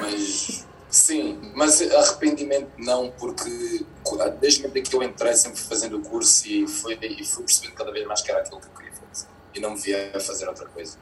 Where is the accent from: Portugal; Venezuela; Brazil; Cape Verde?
Portugal; Loures, Lisbon; also born or lived in Angola; o bairro onde eu cresci, que foi ali é, na Portela da Azóia, pertence ali a Bobadela